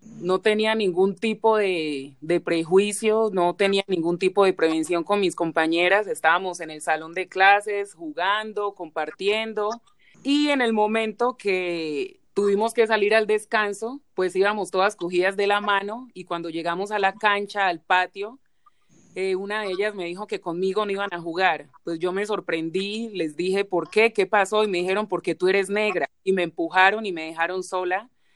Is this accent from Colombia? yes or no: yes; Bogotá, Colombia; Yo nací aquí en Bogotá, mi abuela llegó aquí a Bogotá hace 42 años